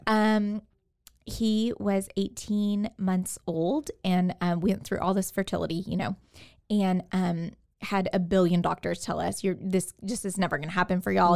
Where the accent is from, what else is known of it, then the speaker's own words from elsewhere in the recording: Katy, Texas, United States; moved away as an adult; now in Waco, United States; I am from Houston, the Houston area, from Katy.